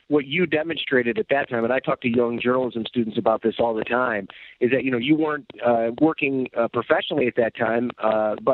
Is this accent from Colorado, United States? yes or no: no; Jamestown, New York, United States; moved away as an adult; also born or lived in North Tonawanda, New York; I grew up uh, in Western New York. I was born in North Tonawanda, uh, wow. uh, but all my formative years were in Chautauqua County, just outside Jamestown, New York. I went to Cassadaga Valley High School